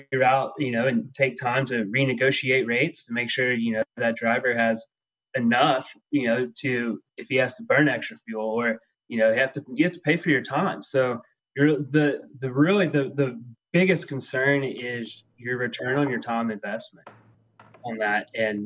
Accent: Texas, United States

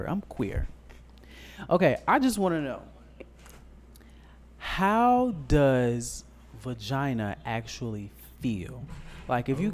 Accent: Chicago, Illinois, United States; I'm from Chicago. I be on the train all the time

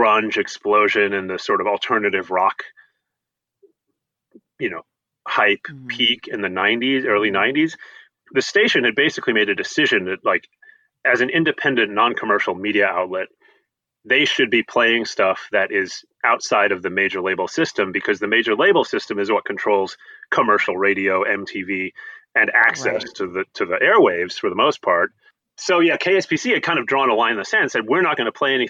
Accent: New York City, New York, United States; moved away as an adult; also born or lived in Los Angeles; now in Seattle, United States; I grew up in New York City

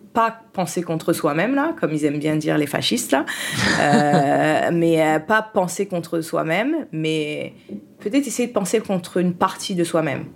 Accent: France; also born or lived in Haiti; je suis née en Haïti et je suis arrivée en France. Euh, mon père était déjà en France et il a fait le regroupement familial. Donc je suis arrivée en France

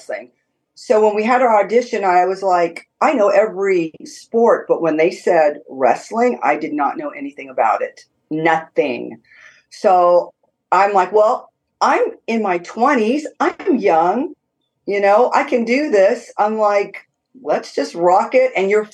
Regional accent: Southern California, United States; moved away as an adult; now in Tennessee, United States; I'm born and raised in California.

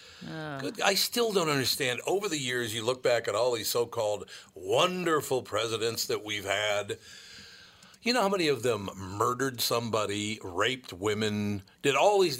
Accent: Minnesota, United States; There's Amy Klobuchar, and I know her because, you know, we're from Minnesota.

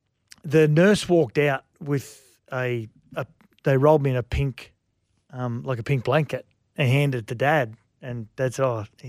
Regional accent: Sydney, New South Wales, Australia; I was born in Campbelltown in Sydney.

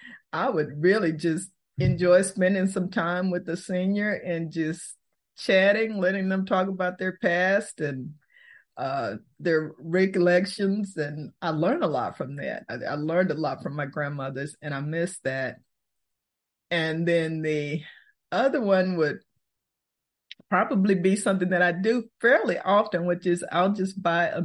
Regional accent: Fort Worth, Texas, United States; also born or lived in Houston, Texas / Austin, Texas / Minnesota; Born in Houston, raised in Fort Worth. I'm a native Texan

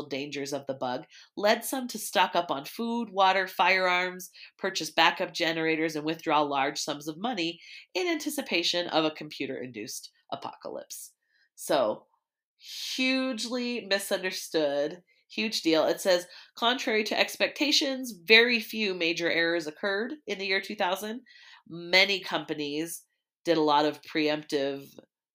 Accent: Oregon, United States; I was from Oregon

